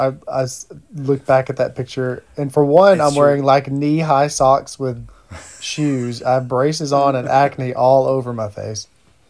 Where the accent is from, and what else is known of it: Heber Springs, Arkansas, United States; born or raised there; also born or lived in Paragould, Arkansas